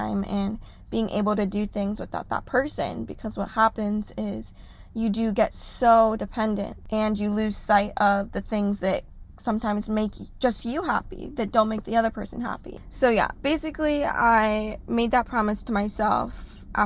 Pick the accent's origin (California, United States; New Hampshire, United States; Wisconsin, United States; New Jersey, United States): California, United States; Orange County; I am from Orange County.